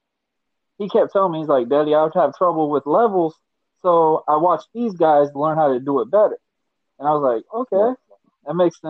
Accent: Callahan, Florida, United States; also born or lived in Kingsland, Georgia; raised in Callahan, born in Kingsland, Georgia. Uh-huh. Moved to Callahan when I was about 6 years old and been here ever since

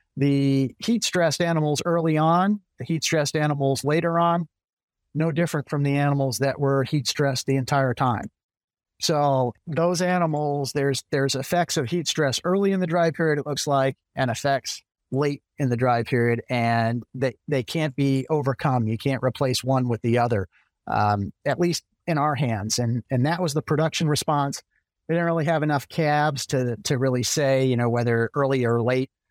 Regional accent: central Massachusetts, United States; moved away as an adult; also born or lived in Virginia / Michigan / Maryland / Illinois; now in Florida, United States; I'm originally from Massachusetts, kinda central Massachusetts, grew up on a small dairy

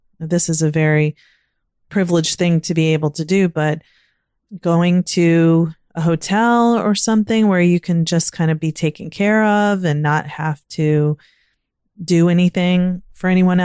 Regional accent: Virginia, United States; now in Maryland, United States; I grew up in Virginia and now living in Maryland.

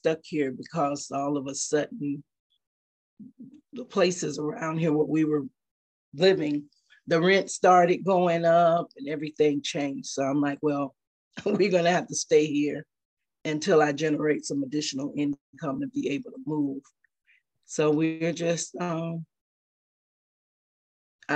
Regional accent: Jacksonville, Florida, United States; now in South Carolina, United States; our families, we're from Jacksonville, Florida

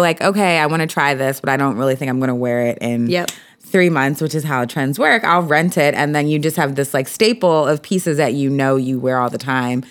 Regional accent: Philadelphia, Pennsylvania, United States; I grew up in Philly.

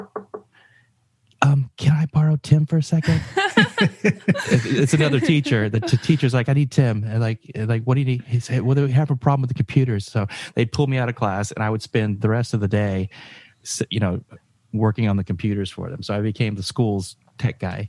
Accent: Georgia, United States; I'm from Georgia, from a rural, very small

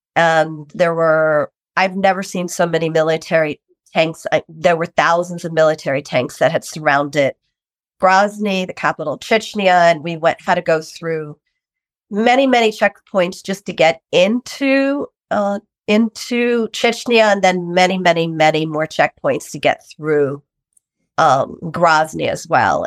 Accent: New York, United States; I am from New York, New York

